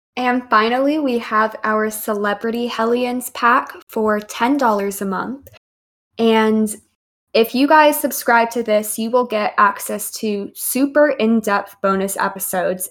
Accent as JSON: {"language": "English", "region": "Texas", "country": "United States", "said": "I'm from Texas."}